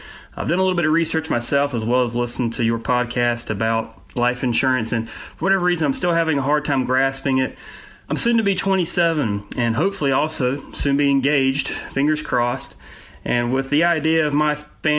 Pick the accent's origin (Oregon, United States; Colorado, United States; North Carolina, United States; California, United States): North Carolina, United States; Charlotte; Hey, guys. … I'm from Charlotte, North Carolina.